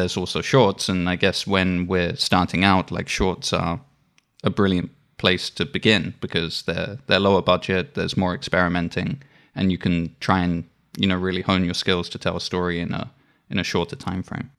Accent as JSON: {"language": "English", "area": "Isle of Wight", "region": "South East England", "country": "United Kingdom", "tie": "born or raised there", "said": "I grew up on the Isle of Wight"}